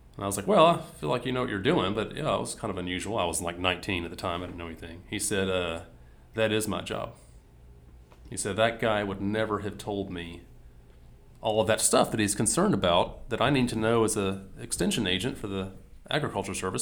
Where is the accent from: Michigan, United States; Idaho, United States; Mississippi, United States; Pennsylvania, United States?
Mississippi, United States; I grew up in Mississippi